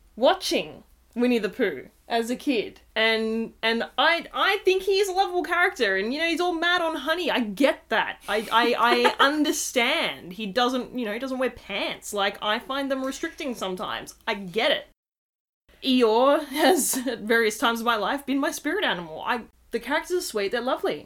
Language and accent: English; Australia; accent: Australian; particularly from our accents, that we are doing this from Australia